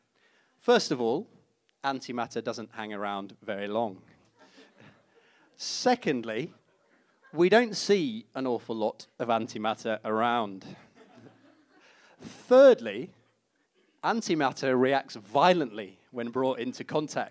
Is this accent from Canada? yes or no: no; Leeds, Yorkshire and the Humber, United Kingdom; moved away; being a kid growing up in Leeds, actually. That's where I'm from